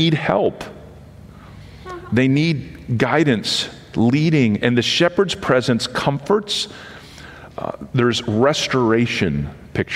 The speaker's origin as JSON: {"language": "English", "region": "Western Pennsylvania", "country": "United States", "tie": "born or raised there", "said": "I grew up in Western Pennsylvania, outside a small college town"}